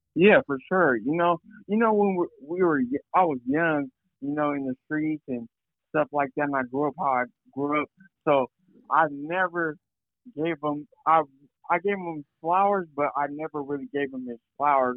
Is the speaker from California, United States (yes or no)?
yes; Fresno, California, United States; from Fresno, Cal